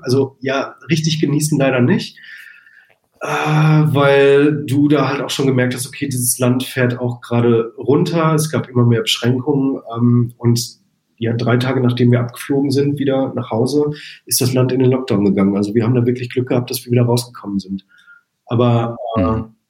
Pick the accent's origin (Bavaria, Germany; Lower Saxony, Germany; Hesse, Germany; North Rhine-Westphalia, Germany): North Rhine-Westphalia, Germany; Arnsberg; moved away as an adult; now in Munich, Germany; wenn ich in meine Heimatstadt Arnsberg zurückkomme